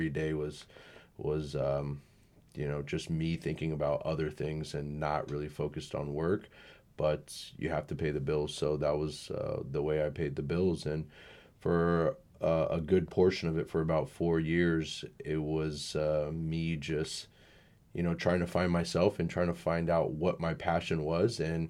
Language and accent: English; Sacramento, California, United States; also born or lived in Elk Grove, California / Menlo Park, California; I'm Sacramento native. I grew up in South Sacramento. Went to high school in Elk Grove in Laguna.